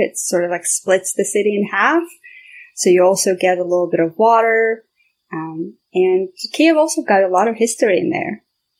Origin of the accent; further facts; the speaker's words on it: Armenia; I remember growing up in Armenia, it was always about talking to your neighbors and sharing everything that you have at home